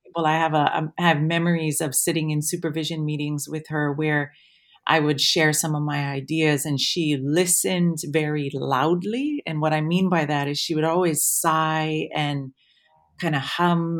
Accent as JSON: {"language": "English", "town": "Waimea", "region": "Hawaii", "country": "United States", "tie": "born or raised there", "moved": "as an adult", "lives_now": "Wellington, New Zealand", "said": "I'm from Waimea, um, on the Big Island, and so Mauna Kea is my mountain. Um, I grew up with, with the Mauna every day"}